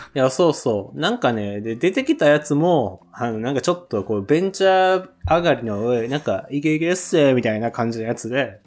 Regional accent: Osaka, Japan; accent: Kansai dialect; moved away as an adult; now in Tokyo, Japan; 大阪出身

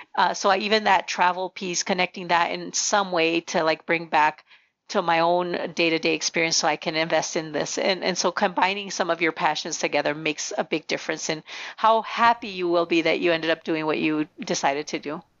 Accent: Nogales, Arizona, United States; first language Spanish; English is a second language; we grew up in the border town of Nogales

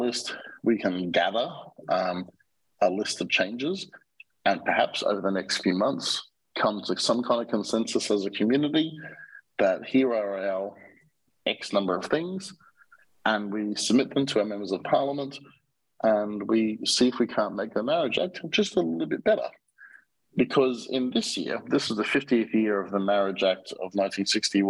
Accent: Australia; now in Mexico; I'm an Australian citizen

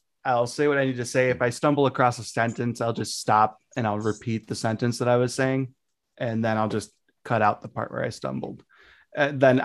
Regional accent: United States; as the American

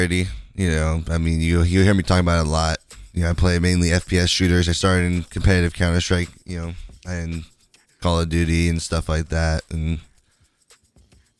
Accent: West Coast, United States; I'm from the West Coast

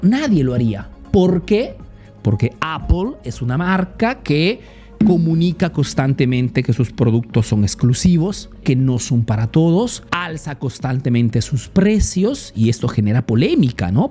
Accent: Peru; now in Italy; soy un emprendedor peruano que vive hace negocios en Italia

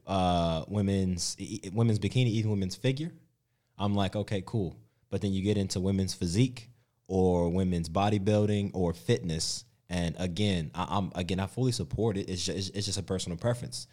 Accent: United States; moved away as an adult; now in Australia; growing up in the States

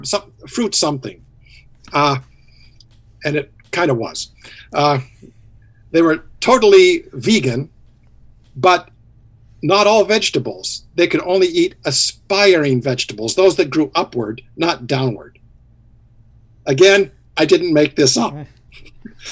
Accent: Evansville, Indiana, United States; I'm from Evansville, and it's a stone's throw from New Harmony

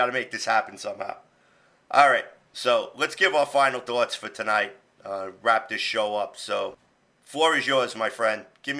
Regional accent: New York City, New York, United States; moved away; I'm from the Bronx, well, next section of the Bronx.

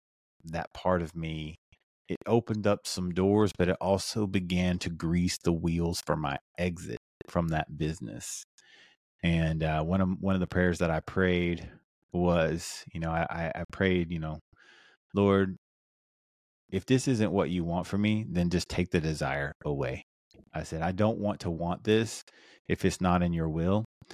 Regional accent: South Carolina, United States; I grew up in South Carolina, which is the Bible Belt. So I grew up in church for the most part.

